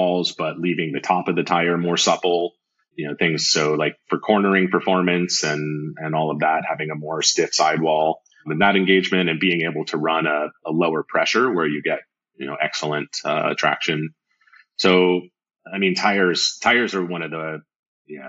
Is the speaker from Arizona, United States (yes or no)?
yes; Arizona, United States; I'm from Arizona